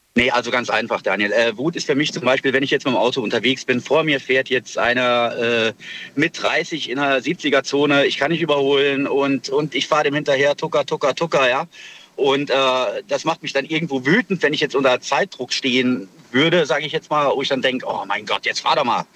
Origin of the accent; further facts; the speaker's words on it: Kaiserslautern, Rhineland-Palatinate, Germany; aus Kaiserslautern